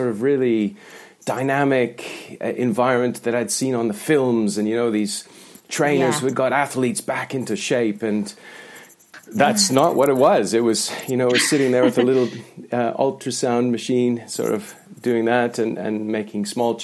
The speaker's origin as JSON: {"language": "English", "region": "the Canadian Prairies", "country": "Canada", "tie": "born or raised there", "moved": "yes", "said": "I grew up in Canada, and it was in the prairies, right in the centre of Canada"}